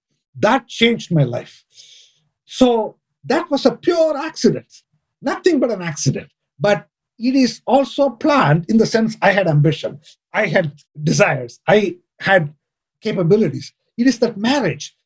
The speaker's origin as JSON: {"language": "English", "country": "India", "tie": "born or raised there", "moved": "yes", "said": "I grew up in India and I'm an accountant"}